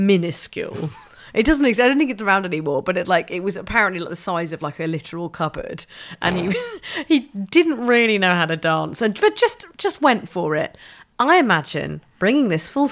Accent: London, United Kingdom; I'm from London, so I was able to live with my mum and dad

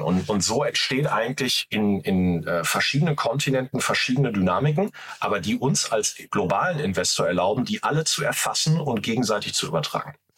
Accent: Ruhr area, North Rhine-Westphalia, Germany; accent: Ruhr; ich komme aus Deutschland, wobei ich dazu sagen muss, ich komme aus dem Ruhrgebiet. Also so, so, sorry, wenn der Akzent ein bisschen durchschallt.

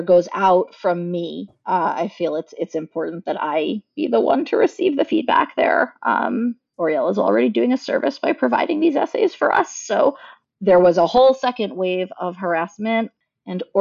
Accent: United States; I'm an American white Jewish woman

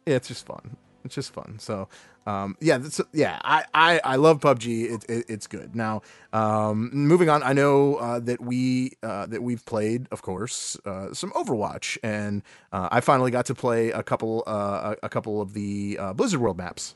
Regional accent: Cleveland, Ohio, United States; we are from the Cleveland area

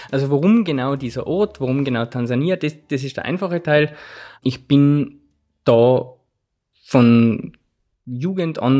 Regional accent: Zams, Tyrol, Austria; in den 50er Jahren ist ein Arzt aus meinem Heimatort nach Ifakara gekommen

